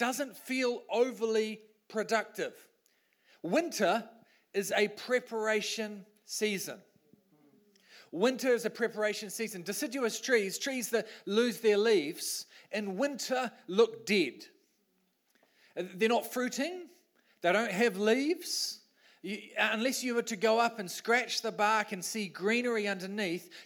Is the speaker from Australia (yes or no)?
no; New Zealand; I'm a Kiwi bloke.